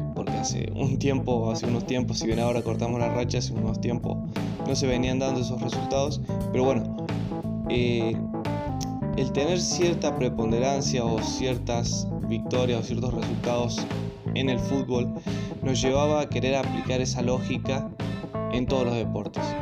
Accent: Argentina; que aplicamos como argentinos

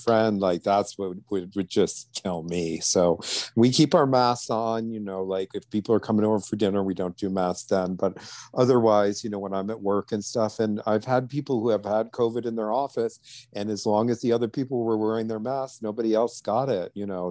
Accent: outside of New Orleans, Louisiana, United States; now in Millbrook, New York, United States; I grew up some outside of New Orleans

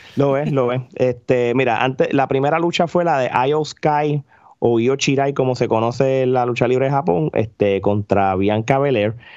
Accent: Puerto Rico; uno como puertorriqueño

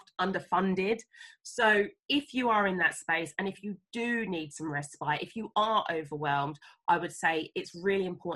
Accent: England, United Kingdom; moved away as an adult; also born or lived in Sierra Leone (family) / Uganda; I understood I was from England.

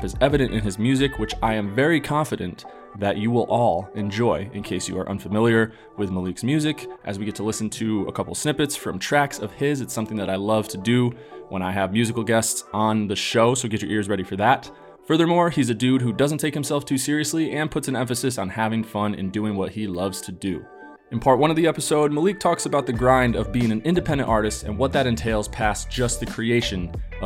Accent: Glens Falls, Lake George, New York area, United States; moved away; also born or lived in Boston; when I tell them I'm from New York

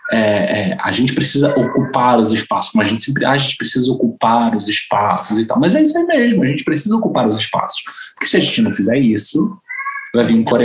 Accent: Bolivia; porque eu sou boliviana

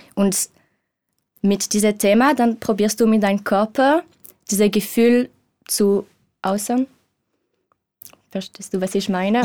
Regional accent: Switzerland; German is a second language; moved away; ich bin Schweizerin ich bin 27 Jahre alt

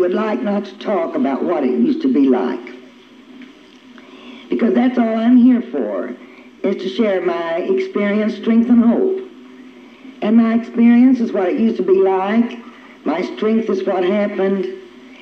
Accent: near Okmulgee, Oklahoma, United States; we were raised on a ranch out in the country, not too far away from Okmulgee

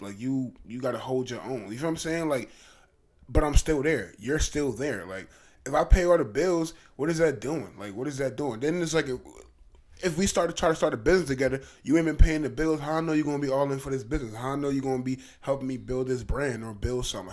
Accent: Trenton, New Jersey, United States; I'm from Trenton, New Jersey.

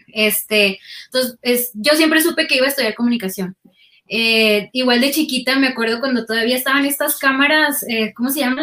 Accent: Guasave, Sinaloa, Mexico; moved away as an adult; also born or lived in Culiacán, Mexico; now in Mexico City, Mexico; yo nací en Guasave y cuando estudié la carrera, o sea, para estudiar universidad me fui, fui a la ciudad de Culiacán.

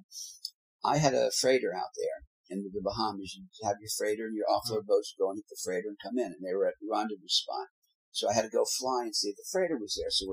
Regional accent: North Miami, Florida, United States; moved away; I grew up in Miami. Miami was North Miami.

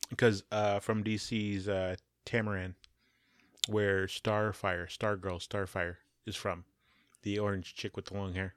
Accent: United States; I'm also American

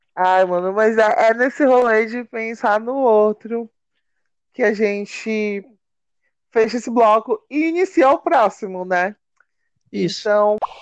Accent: Belém, Pará, Brazil; a gente é de Belém

